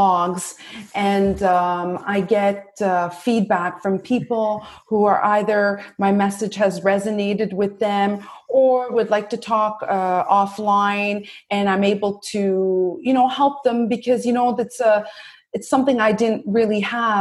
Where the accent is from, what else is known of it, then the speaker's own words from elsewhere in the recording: Brampton, Ontario, Canada; moved away as an adult; now in Montreal, Canada; I am from actually Ontario. I'm from Brampton, but I moved when I went to McGill around 18 years old. I just stayed in Montreal and I've made it my home ever since